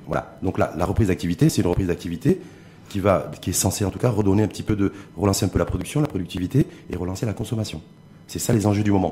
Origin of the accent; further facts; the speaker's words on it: Morocco; chez nous à Tanger